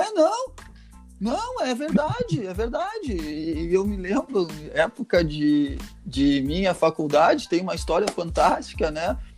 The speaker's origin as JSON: {"language": "Portuguese", "area": "Gaúcho", "region": "Rio Grande do Sul", "country": "Brazil", "said": "nós, como gaúcho"}